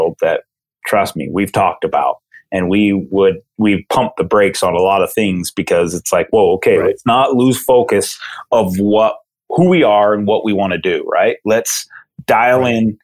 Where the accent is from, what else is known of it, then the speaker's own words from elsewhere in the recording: Utah, United States; growing up in Utah with five national parks